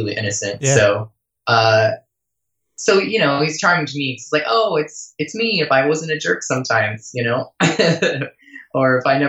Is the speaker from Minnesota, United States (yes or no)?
no; outside New York City, United States; I grew up outside New York City, like 20 miles outside.